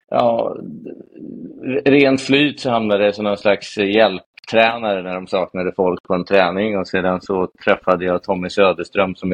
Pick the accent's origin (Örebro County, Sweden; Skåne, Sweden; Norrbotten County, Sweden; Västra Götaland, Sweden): Västra Götaland, Sweden; Falköping; moved away as an adult; now in Stockholm, Sweden; jag flyttade upp till eh, Stockholm från Falköping när jag var 19 efter eh, gymnasiet.